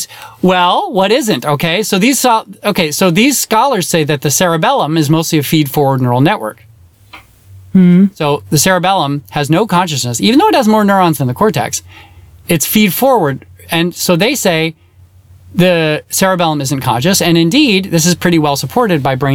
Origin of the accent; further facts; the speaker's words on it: United States; accent: American; my American accent